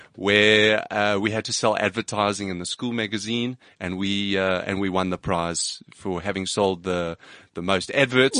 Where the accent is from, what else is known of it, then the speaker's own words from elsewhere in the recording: Johannesburg, Gauteng, South Africa; I grew up in Johannesburg